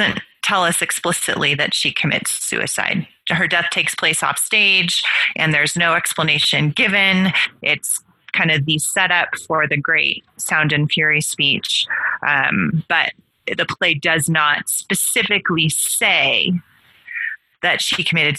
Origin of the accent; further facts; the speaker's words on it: California, United States; I grew up in California